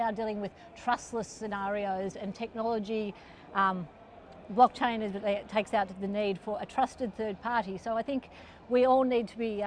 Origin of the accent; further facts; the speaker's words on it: Australia; I'm Australian